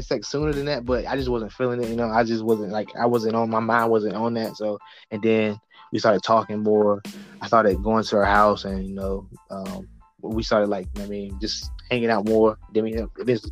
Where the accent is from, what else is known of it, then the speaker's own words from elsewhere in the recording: the South, United States; also born or lived in Norfolk, Virginia; I grew up in the South